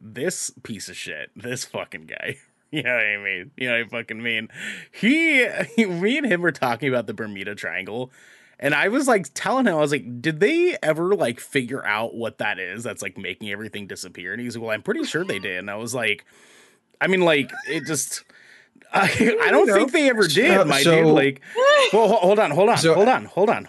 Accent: New Zealand; accent: Kiwi

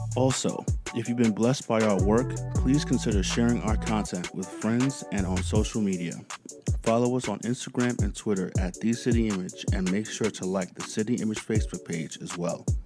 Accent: United States; I grew up in America

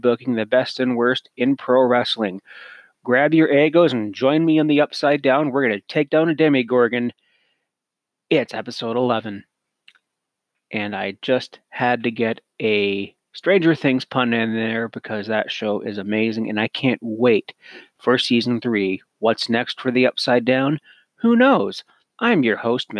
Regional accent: Cannington, Ontario, Canada; also born or lived in Lindsay, Ontario / Grey Bruce Peninsula, Ontario; I was born in Lindsay, Ontario, raised in Cannington. Now I live on the Grey Bruce Peninsula

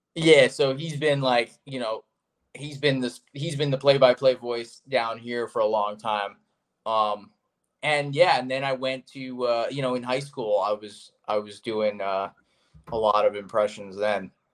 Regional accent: South Florida, United States; growing up in South Florida, which is where I am now and where I'm from

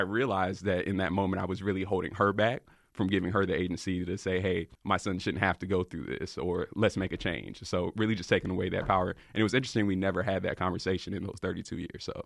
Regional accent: Raleigh, North Carolina, United States; I'm from Raleigh, North Carolina.

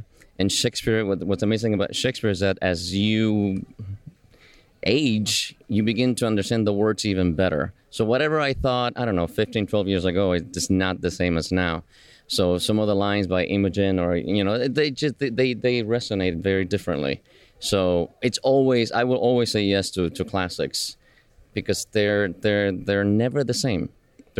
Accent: Buenos Aires, Argentina; moved away; also born or lived in Cuba; I was born in Cuba and grew up in Buenos Aires in Argentina

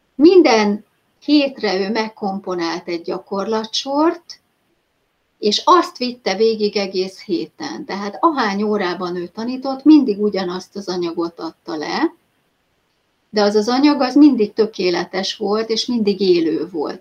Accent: Hungary; hogyha magyarként te ki tudtál jutni, ugye az én időben már 93-ban

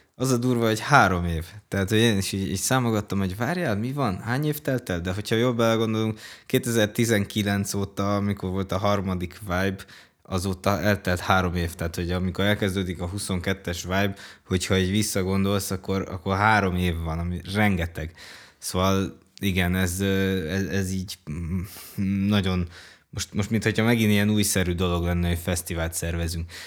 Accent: Cluj-Napoca, Cluj County, Romania; Én amúgy pont kolozsvári vagyok

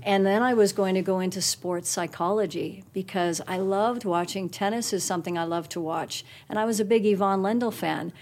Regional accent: Guelph, Ontario, Canada; also born or lived in Toronto, Ontario; now in Calgary, Canada; I was born in Toronto, Ontario, and we lived there till I was seven, and then moved to Guelph, Ontario. And I would start with Guelph because that really was my formative years

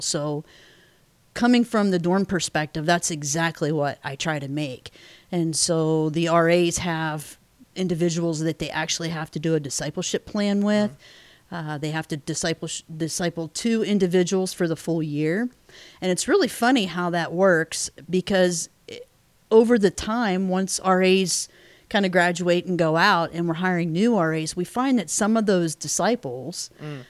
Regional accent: Pennsylvania, United States; moved away as an adult; I was born and raised in Pennsylvania, hence the Steelers fan

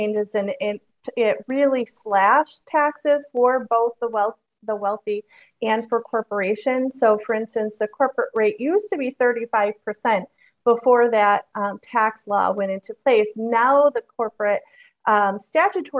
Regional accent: Michigan, United States; moved away; I am from Michigan originally.

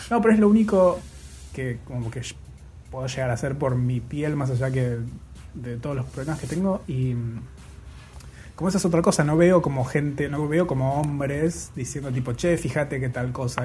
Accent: Bariloche, Río Negro, Argentina; soy de Bariloche

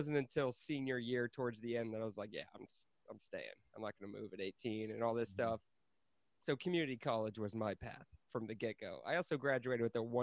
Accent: Fairfax, United States; I was born in Fairfax

